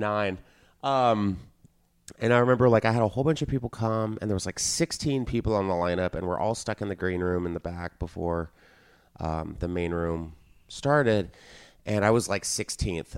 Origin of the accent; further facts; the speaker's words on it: Texas, United States; moved away; I grew up in Texas